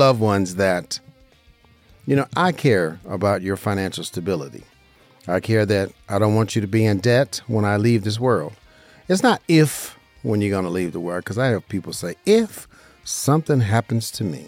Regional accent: Las Vegas, Nevada, United States; I'm a licensed insurance broker right here in Las Vegas, Nevada, my hometown

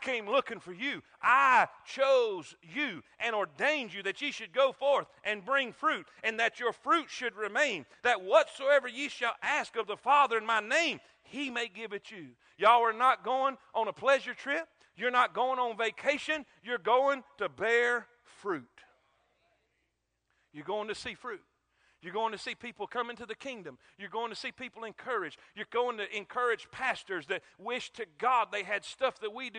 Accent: South Florida, United States; moved away; also born or lived in South Carolina; I grew up in South Florida with coconuts, crab legs, and palm trees

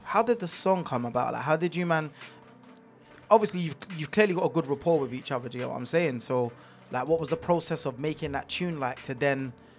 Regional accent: London, United Kingdom; He's from North, I'm from South.

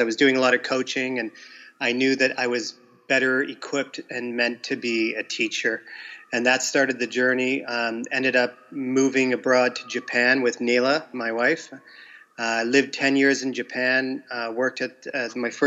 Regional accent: Windsor, Ontario, Canada; moved away as an adult; I'm from Canada, Windsor, Ontario, which is a border city with Detroit, Michigan

